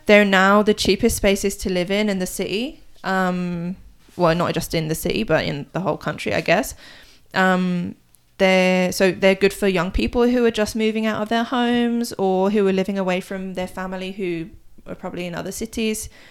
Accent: United Kingdom; moved away as an adult; now in South Korea; I'm British, so I um I get my news from the BBC

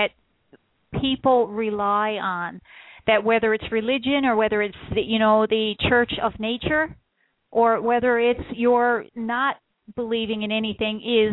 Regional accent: Newfoundland and Labrador, Canada; also born or lived in central Ontario; now in Ontario, Canada; I'm from Newfoundland originally, so you can't get more wild than the rugged shores of Newfoundland

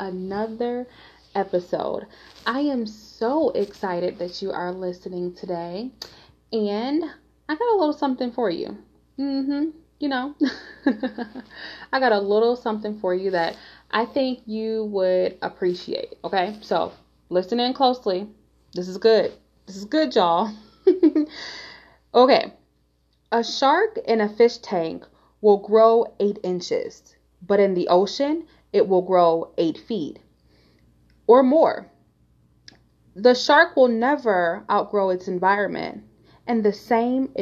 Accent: Detroit, Michigan, United States; I grew up in Detroit, Michigan, and Detroit is such an amazing, vibrant, fun city

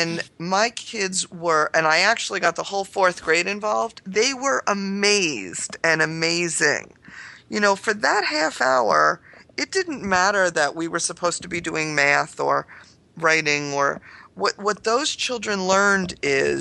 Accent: New York, United States; I'm a New Yorker.

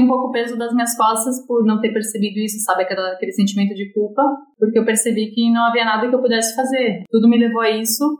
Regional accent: Santa Catarina, Brazil; now in Florianópolis, Brazil; Sou catarinense, sou de, eu moro em Florianópolis

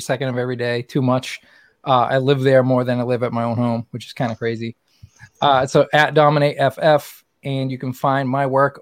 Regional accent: Lowell, Massachusetts, United States; moved away as an adult; now in New Hampshire, United States; I live in New Hampshire, but I was born and raised in Lowell, Massachusetts

